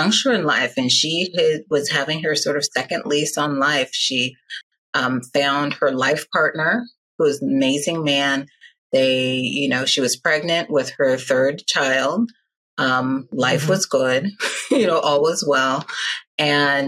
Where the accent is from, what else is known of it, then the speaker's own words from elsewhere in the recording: Nigeria; I'm Nigerian